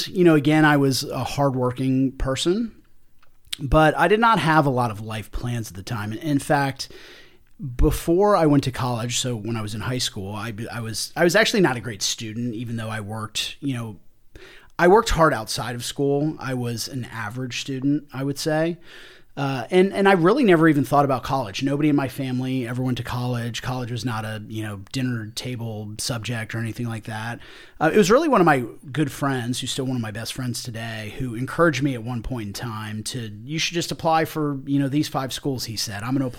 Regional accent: Springfield, Virginia, United States; So I grew up in the Northern Virginia area, right outside of Washington, D.C., in a small town called Springfield.

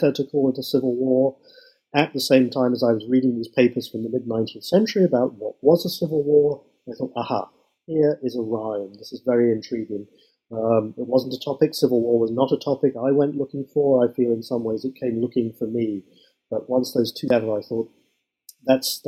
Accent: United Kingdom; moved away as an adult; now in United States; I've done everything I can to keep my original accent. As you might tell, I'm not originally an American, but I come from Britain

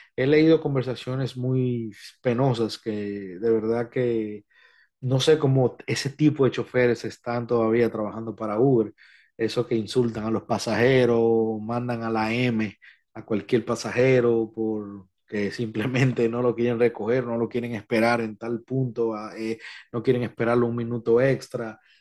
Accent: Dominican Republic; en mi país

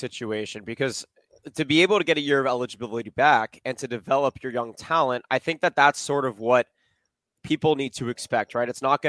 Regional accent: Los Angeles, California, United States; also born or lived in Oregon; I live in Southern California. I grew up in Los Angeles.

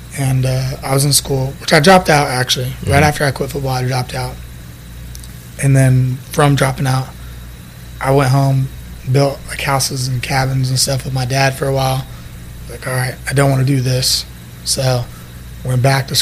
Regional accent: Brownwood, Texas, United States; moved away as an adult; also born or lived in May, Texas / Early, Texas; I'm from May, Texas, Brownwood, Texas. I lived in May. That's like where my family's farm is at. But I went to school in Brownwood

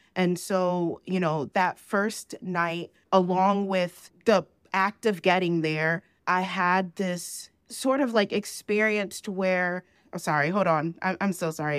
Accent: New Jersey, United States; moved away as an adult; now in Georgia, United States; So I was born in New Jersey, and I moved back to, I moved to Georgia

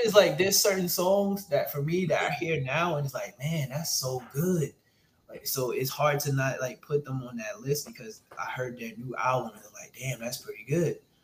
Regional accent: New York City, New York, United States; I'm also from Brooklyn

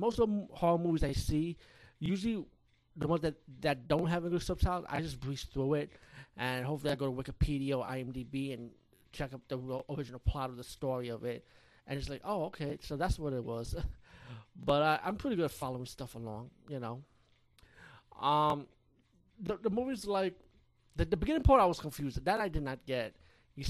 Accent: India; being Indian myself

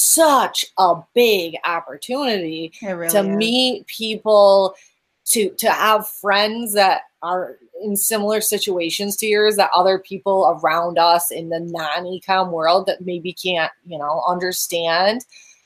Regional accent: Western New York, United States; moved away; you have a little bit of an accent. Where are you from? New York. Yeah. Not that New York. The other Western New York.

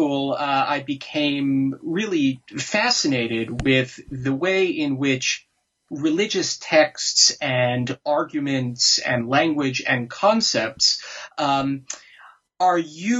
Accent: New York, United States; Well, I grew up mostly in the New York area, where I had a very conventional sort of suburban upper middle class life of the sort that one sees on television.

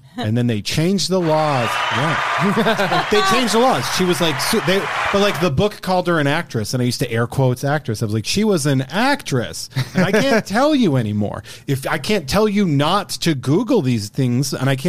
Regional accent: Massachusetts, United States

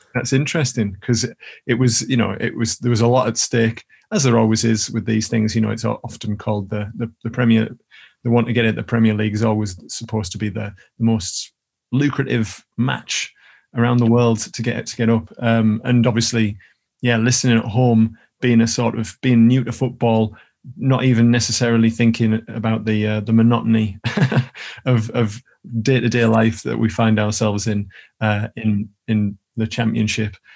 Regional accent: Billingham, North East England, United Kingdom; now in Newcastle, United Kingdom; I'm still really good friends with a couple of the lads that I grew up with in Billingham

